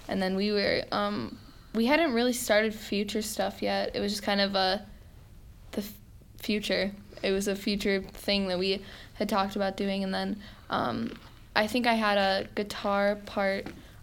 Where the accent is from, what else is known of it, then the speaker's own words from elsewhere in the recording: Algonquin, Illinois, United States; I'm from Algonquin, Illinois.